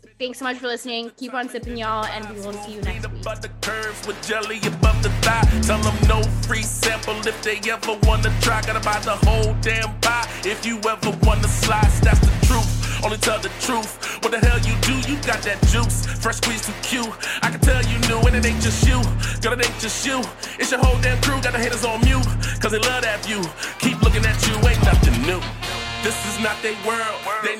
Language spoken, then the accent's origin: English; Florida, United States; moved away; I'm really worried for Florida. I'm really worried for my hometown.